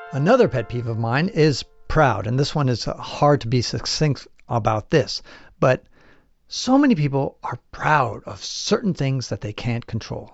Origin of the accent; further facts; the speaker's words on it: United States; my mom is from Chile, my dad's French, And I was born in the United States